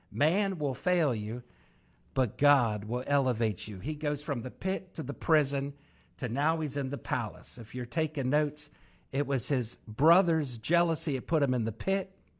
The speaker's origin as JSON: {"language": "English", "region": "Maryland", "country": "United States", "said": "I'm from Maryland"}